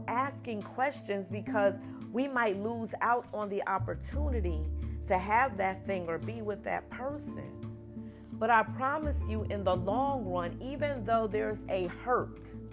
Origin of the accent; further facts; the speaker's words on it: New Jersey, United States; moved away as an adult; also born or lived in Atlanta, Georgia; I am from New Jersey.